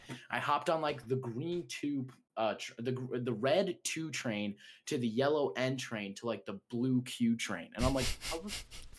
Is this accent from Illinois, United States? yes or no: yes; Chicago, Illinois, United States; I'm real Chicagoan.